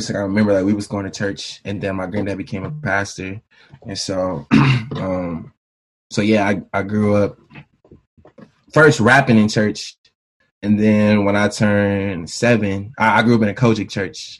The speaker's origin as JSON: {"language": "English", "town": "Bristol", "region": "Virginia", "country": "United States", "tie": "born or raised there", "also_born_or_lived": "Marion, Virginia", "said": "I grew up Bristol, Virginia, small town in Virginia."}